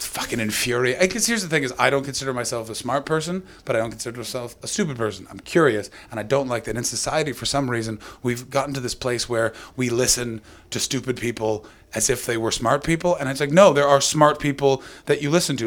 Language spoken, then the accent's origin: English; near Chorley, North West England, United Kingdom; Near Chorley